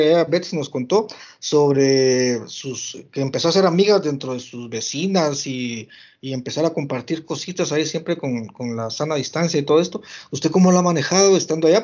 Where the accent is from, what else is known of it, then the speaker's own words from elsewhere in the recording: San Miguel Petapa, Guatemala Department, Guatemala; mi pueblo, aquí a San Miguel Petapo